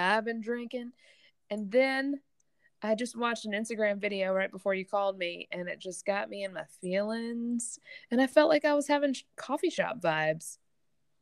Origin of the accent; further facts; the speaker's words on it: the South, United States; accent: Southern; I'm from the South and that will come out